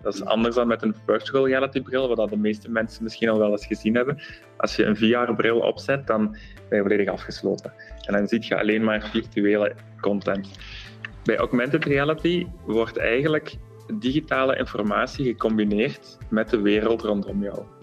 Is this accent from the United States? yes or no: no; Flanders, Belgium; wij zijn heel bescheiden als Vlamingen